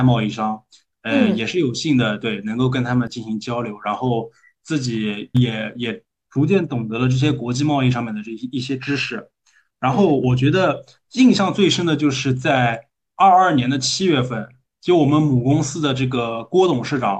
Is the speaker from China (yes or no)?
yes; Nanjing, Jiangsu, China; accent: Nanjing dialect; also born or lived in Indonesia; 我们我们用南京土话叫扛把子，